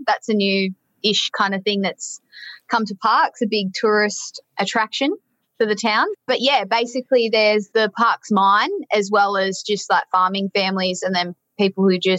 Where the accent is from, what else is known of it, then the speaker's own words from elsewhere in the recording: Parkes, New South Wales, Australia; moved away as an adult; I was born in Parkes, and I lived there until I finished high school, so I was 17, nearly 18.